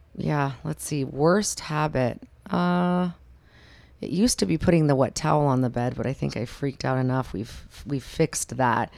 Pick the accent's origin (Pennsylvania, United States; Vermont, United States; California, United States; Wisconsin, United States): California, United States; Sacramento; now in Las Vegas, United States; I grew up in, born and raised in Sacramento, California.